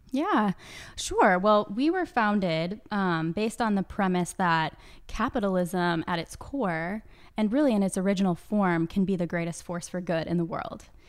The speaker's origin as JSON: {"language": "English", "town": "Kansas City", "region": "Missouri", "country": "United States", "tie": "born or raised there", "said": "I grew up in Kansas City"}